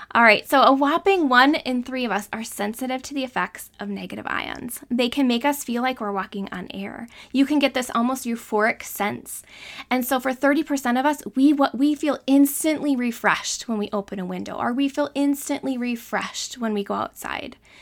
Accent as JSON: {"language": "English", "region": "Northern Wisconsin", "country": "United States", "said": "I'm from Northern Wisconsin"}